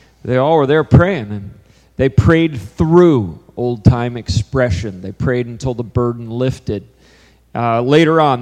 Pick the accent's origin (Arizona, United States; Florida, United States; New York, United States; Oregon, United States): New York, United States; Hyde Park; I grew up in Hyde Park